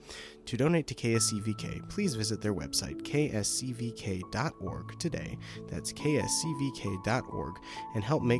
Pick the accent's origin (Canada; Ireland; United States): United States; Detroit, Michigan; moved away; No, I'm from Detroit.